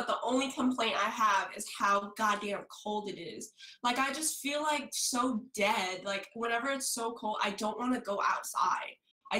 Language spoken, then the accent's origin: English; Milpitas, California, United States; also born or lived in China; now in San Francisco, United States; so I'm originally from, so I'm from Milpitas. Like, I'm here right now for the summer. This is where my family lives, and this is where I grew up.